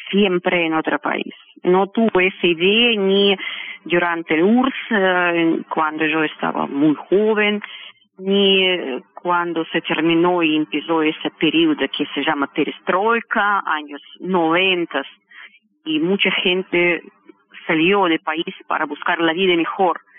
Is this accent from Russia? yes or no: yes; Russia; born there; Spanish is a second language; porque a mí me gusta vivir en Rusia, porque yo nací, tengo mis padres, es mi tierra, mi religión ortodoxo, yo siento muy cómodo.